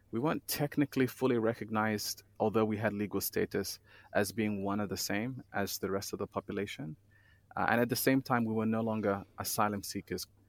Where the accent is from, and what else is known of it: Australia; born or raised there; moved away as an adult; also born or lived in Somalia / Kenya; now in Geneva, Switzerland